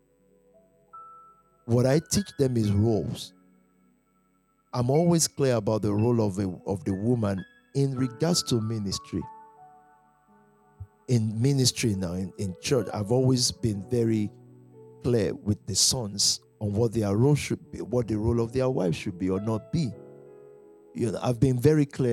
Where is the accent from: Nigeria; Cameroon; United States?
Nigeria; moved away as an adult; I've even forgotten I'm from Nigeria